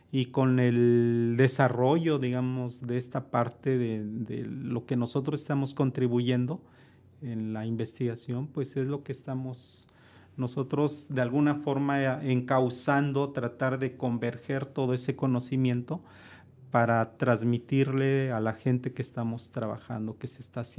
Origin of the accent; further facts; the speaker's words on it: Mexico; Creo que no tenemos esa parte como mexicanos, ¿no?